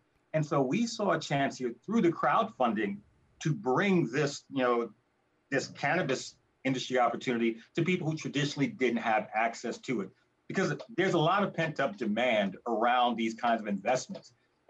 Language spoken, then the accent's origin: English; United States; moved away as an adult; also born or lived in Africa; being an American of African descent and having my experience in America to, you know, a large degree driven by being an American of African descent.